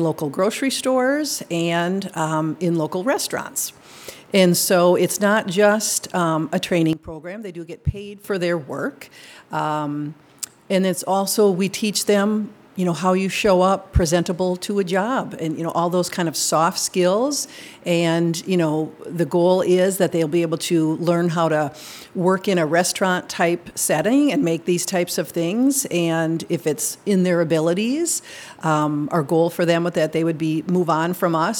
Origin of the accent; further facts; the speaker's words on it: Minnesota, United States; moved away as an adult; now in Madison, United States; I'm from Minnesota. I came to Madison to go to grad school